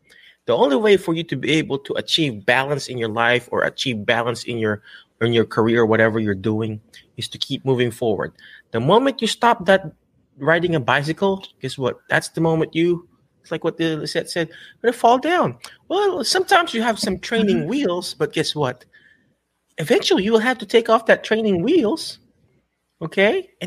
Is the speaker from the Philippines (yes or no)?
yes; Philippines; accent: Filipino; English is a second language; now in United States; I'm Filipino